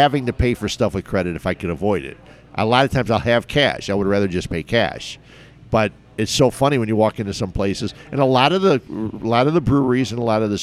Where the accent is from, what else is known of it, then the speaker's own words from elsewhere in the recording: Cicero, Illinois, United States; also born or lived in Westmont / Downers Grove; I grew up in Cicero.